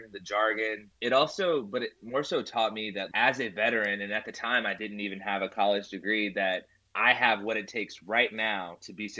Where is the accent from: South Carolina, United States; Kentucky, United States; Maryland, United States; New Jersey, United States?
Kentucky, United States; I'm actually from Kentucky as well